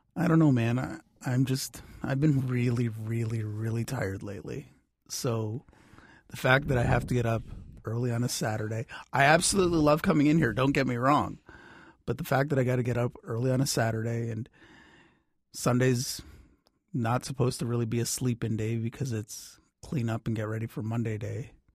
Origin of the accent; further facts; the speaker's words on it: Oakville, Ontario, Canada; I grew up in Oakville